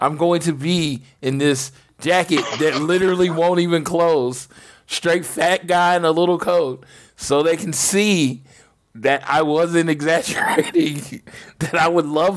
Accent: Oklahoma, United States; I'm from Oklahoma

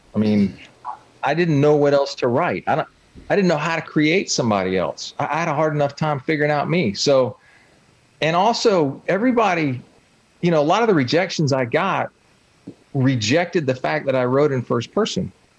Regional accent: Southeast, United States; I'm from the Southeast. I've spent a whole lot of time on the water, both river or ocean.

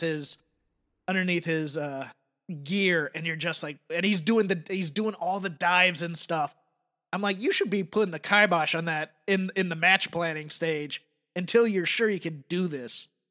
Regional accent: Crockett Country, Mid-Atlantic, United States; where I grew up in Crockett Country

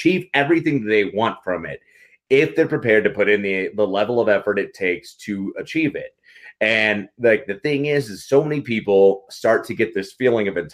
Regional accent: Carlsbad, New Mexico, United States; I grew up in Carlsbad, New Mexico, a really small town in the Southwest.

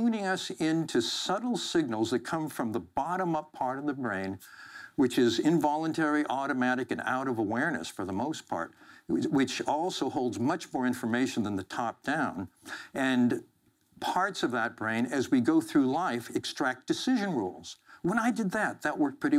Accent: Central Valley of California, United States; I grew up in the Central Valley of California

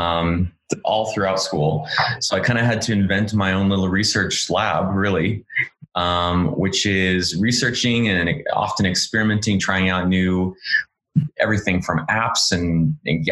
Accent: Orange County, Southern California, United States; moved away as an adult; also born or lived in San Francisco; I'm from Orange County, which is in Southern California, just south of Los Angeles

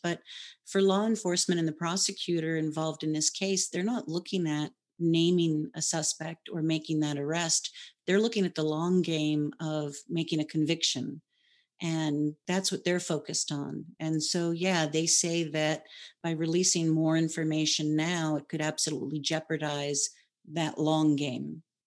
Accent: Hawaii, United States; I was born and raised in Hawaii

